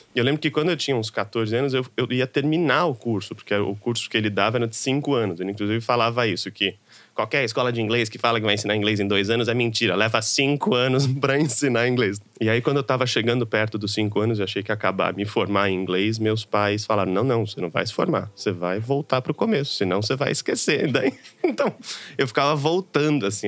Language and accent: Portuguese; São Paulo, Brazil; venho de uma periferia de São Paulo, Pirituba